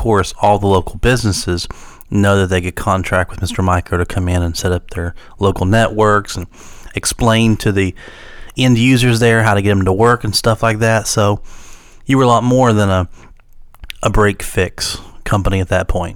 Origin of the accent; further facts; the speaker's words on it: Wayne County, West Virginia, United States; growing up in Wayne County